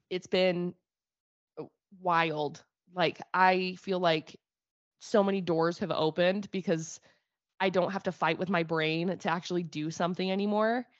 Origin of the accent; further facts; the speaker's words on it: Brigham City, Utah, United States; Brigham City